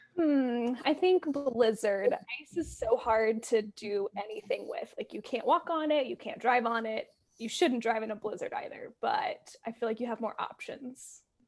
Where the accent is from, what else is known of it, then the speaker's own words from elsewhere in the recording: Alabama, United States; I'm from Alabama. That's where I grew up and like saw weather and learned about weather.